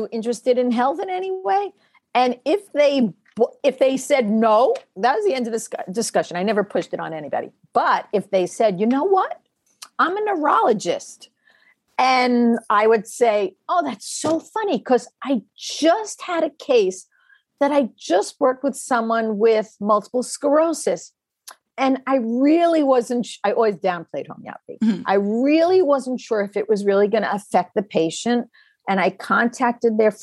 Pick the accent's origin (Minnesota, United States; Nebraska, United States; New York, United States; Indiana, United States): New York, United States; also born or lived in California; I was originally from New York